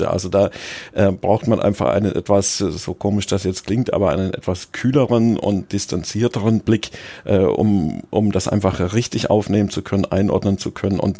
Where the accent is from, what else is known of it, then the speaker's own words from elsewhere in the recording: Munich, Bavaria, Germany; Also ich bin in, in München aufgewachsen, habe beim TSV Sollen gespielt